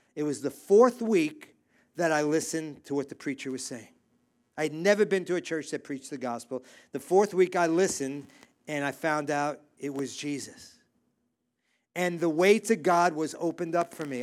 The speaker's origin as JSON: {"language": "English", "town": "New York City", "region": "New York", "country": "United States", "tie": "born or raised there", "said": "I grew up in New York City. I grew up in Brooklyn"}